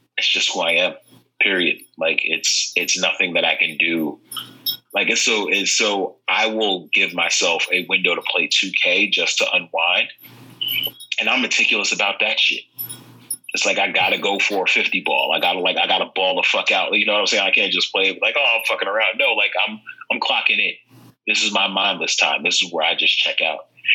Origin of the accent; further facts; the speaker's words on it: New York City, New York, United States; I grew up in Far Rockaway, very Irish Catholic.